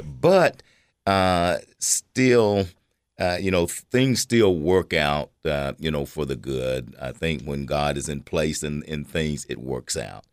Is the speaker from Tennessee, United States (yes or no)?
yes; Cookeville, Tennessee, United States; I was born here in Cookville, grew up in Cookville, uh, spent basically all my life in Cookville